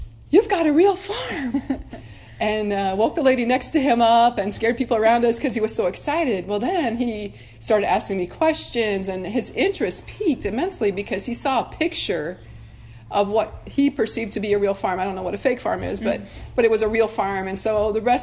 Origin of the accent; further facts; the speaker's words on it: Nebraska, United States; I was from Nebraska, and family farm, have cattle